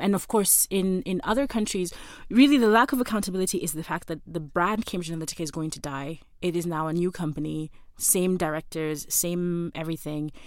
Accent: Kenya; as a Kenyan citizen

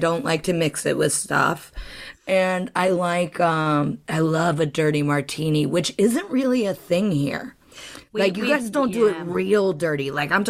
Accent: Midwest, United States; I'm very much from the Midwest.

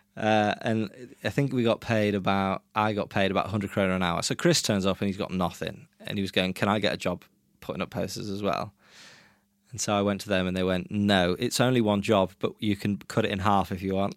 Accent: England, United Kingdom; moved away as an adult; also born or lived in Brazil; now in Norway; I grew up in England

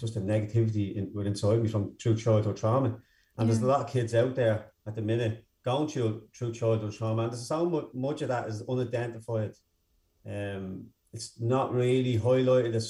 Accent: Dublin, County Dublin, Ireland; also born or lived in Dunfermline; I grew up in Darndale, North County Dublin

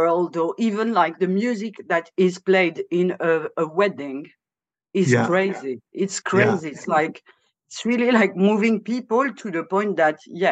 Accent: France; moved away as an adult; also born or lived in Lyon / Morocco (family); now in Bristol, United Kingdom; I grew up in France. I'm born and bred in France

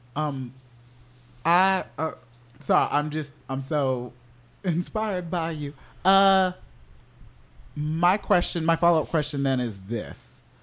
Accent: Orlando, Florida, United States; I grew up in Orlando

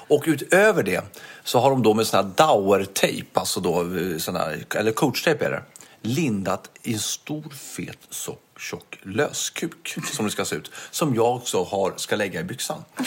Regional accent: Stockholm, Stockholm County, Sweden; accent: Stockholmska; jag har som stockholmska, att det finns slangord i det

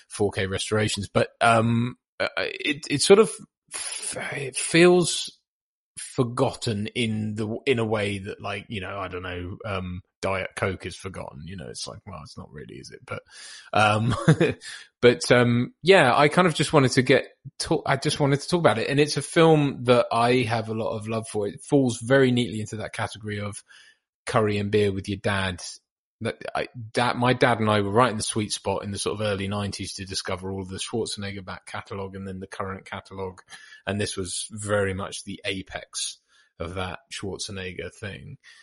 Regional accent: East Anglia, North Norfolk, East of England, United Kingdom; also born or lived in Bahamas / Norwich; I'm from the Bahamas originally, which is weird, um, and moved to grew up around sort of uh, East Anglia in the UK

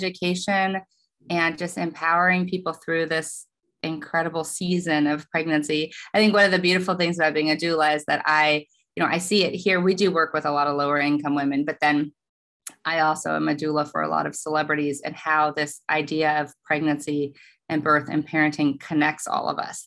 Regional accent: Oklahoma, United States; now in Los Angeles, United States; I'm from Oklahoma

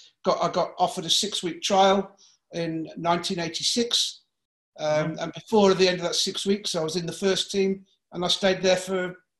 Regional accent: Coventry, West Midlands, United Kingdom; born or raised there; also born or lived in Solihull / Freckleton, Lancashire / Birmingham

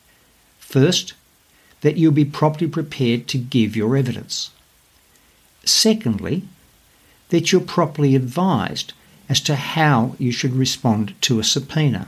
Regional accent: Australia; accent: Aussie; my Aussie accent

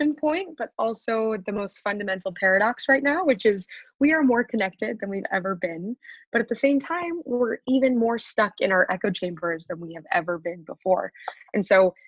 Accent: Wichita, Kansas, United States; moved away as an adult; also born or lived in Philadelphia, Pennsylvania; now in New York, United States; I'm from Wichita, Kansas. I was the only Jewish student in my

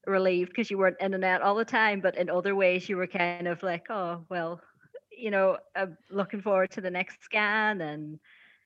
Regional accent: Donegal, Ulster, Ireland; I'm from Donegal.

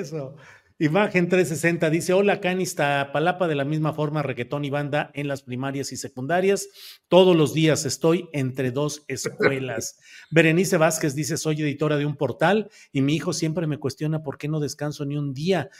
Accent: Torreón, Coahuila, Mexico; Yo nací en Torreón, Coahuila, a 10 mm, metros de, de una de un lugar de movimiento de trenes

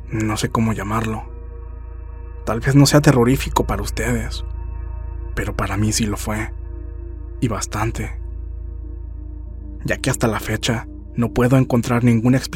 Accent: Fresno, California, United States; Soy de Fresno, California.

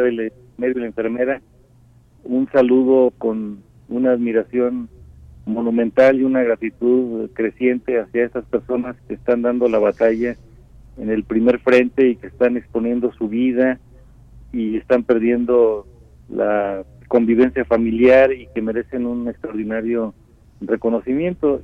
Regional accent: Mexico

